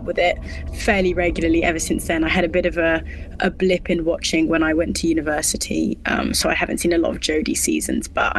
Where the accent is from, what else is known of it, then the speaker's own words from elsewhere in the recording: London, United Kingdom; also born or lived in Australia; I grew up in Australia for sort of the first 9 years of my life, because my dad's an Aussie. And, you know, eventually my mum put her foot down and said, I want to come back to London. That's where I was born and raised. So we came back to London